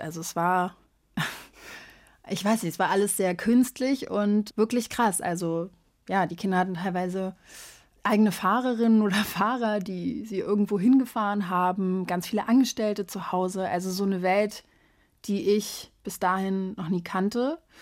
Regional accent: Berlin, Germany; moved away; also born or lived in São Paulo, Brazil; Ich bin ja in Berlin aufgewachsen

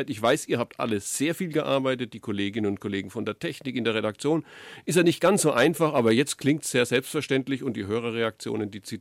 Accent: Würzburg, Bavaria, Germany; Und die Franken, ich bin selber einer, ich bin Würzburger und habe auch in Nürnberg lange gearbeitet

